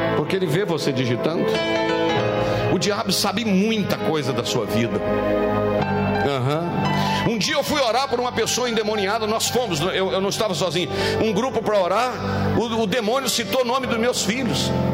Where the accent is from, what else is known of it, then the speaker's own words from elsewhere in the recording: Minas Gerais, Brazil; como um bom mineiro